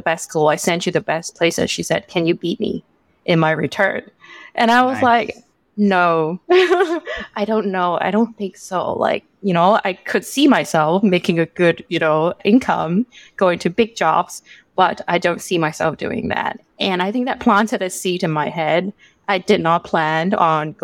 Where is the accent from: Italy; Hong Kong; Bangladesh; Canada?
Hong Kong; moved away as an adult; also born or lived in United Kingdom; now in Singapore; I'm born and raised in Hong Kong, and I went abroad to UK for most of my education